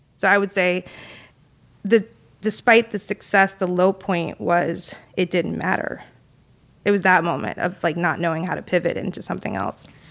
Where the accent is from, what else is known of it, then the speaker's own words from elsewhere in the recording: South Carolina, United States; moved away as an adult; growing up in South Carolina